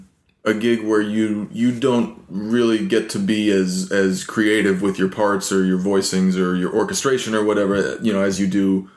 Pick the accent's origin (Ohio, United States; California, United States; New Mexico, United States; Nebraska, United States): New Mexico, United States; Santa Fe; I grew up in Santa Fe.